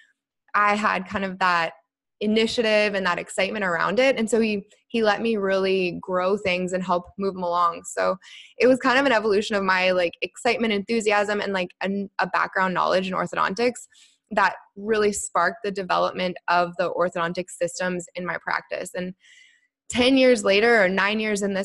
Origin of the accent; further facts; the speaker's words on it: Canada; moved away as an adult; now in Bermuda; I am a Canadian-born dental assistant turned office manager turned dental coach who now lives in Bermuda